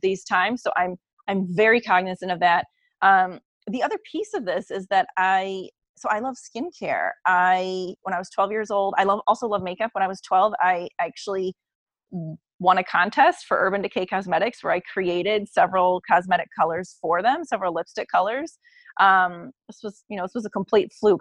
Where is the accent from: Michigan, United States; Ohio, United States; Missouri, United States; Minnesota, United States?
Ohio, United States; Cleveland; I'm from Cleveland